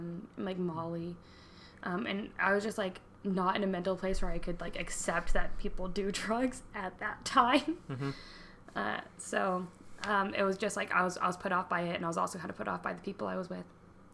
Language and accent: English; United States; Like, I'm from America, and we don't get charged for to-go boxes.